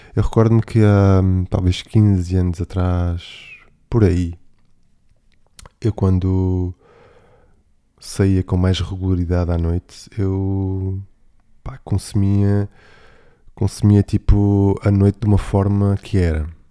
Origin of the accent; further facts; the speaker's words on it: Algarve, Portugal; na minha terra, no Algarve